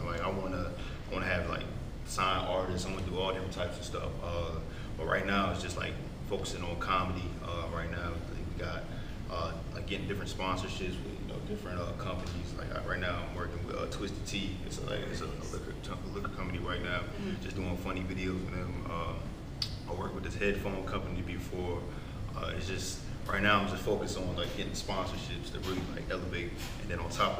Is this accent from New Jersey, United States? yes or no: yes; New Jersey, United States; also born or lived in Camden, New Jersey / Florence, New Jersey; now in Atlanta, United States; I'm from Jersey